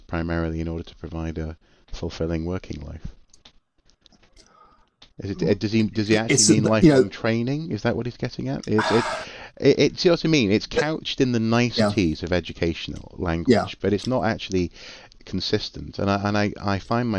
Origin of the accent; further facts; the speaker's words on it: North Wales, United Kingdom; also born or lived in Durham; I'm from North Wales.